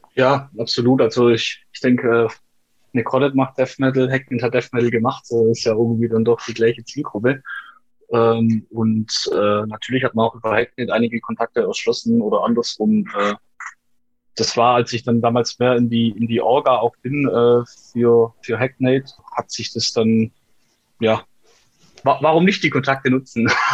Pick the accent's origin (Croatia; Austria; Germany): Germany; Aalen, Baden-Württemberg; bei uns in Aalen